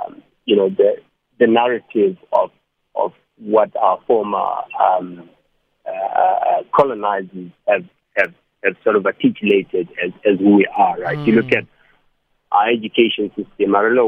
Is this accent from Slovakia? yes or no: no; South Africa; I'm a South African, the next person is Zambian.